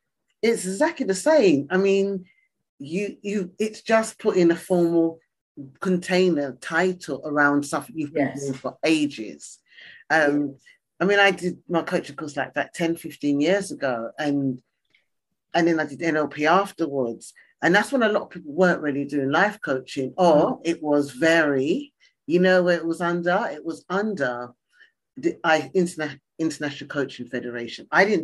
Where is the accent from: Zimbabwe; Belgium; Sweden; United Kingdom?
United Kingdom; East Ham, London; I come from East Ham.